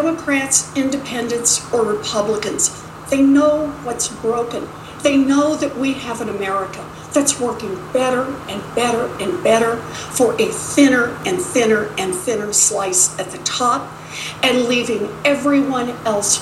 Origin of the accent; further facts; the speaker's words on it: Oklahoma, United States; I grew up out in Oklahoma